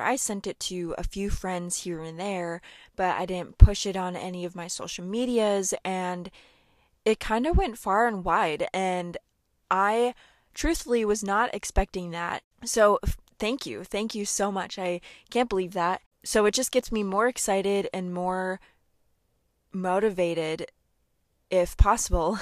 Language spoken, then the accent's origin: English; Seward, Minnesota, United States; my hometown of Seward.